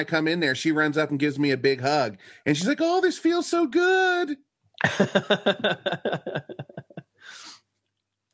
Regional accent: United States; now in Japan; I'm from the United States

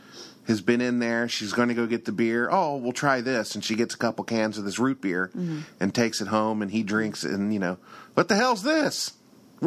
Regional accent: Kentucky, United States; I'm from Kentucky, and for us, drinking out of jars is pretty standard

